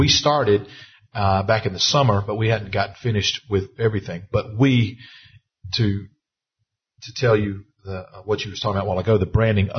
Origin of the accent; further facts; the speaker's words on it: the South, United States; I'm from the South